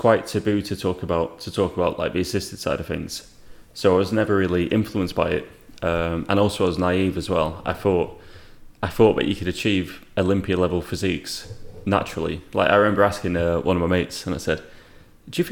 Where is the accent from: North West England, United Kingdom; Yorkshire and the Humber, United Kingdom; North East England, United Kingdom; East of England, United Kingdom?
North West England, United Kingdom; Rochdale; now in North Wales, United Kingdom; I'm from Rochdale, England, but I live in North Wales